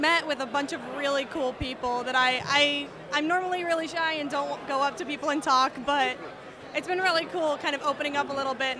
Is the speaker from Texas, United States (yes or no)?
yes; Texas, United States; now in Nashville, United States; No, I moved here in November, but I am originally from Texas.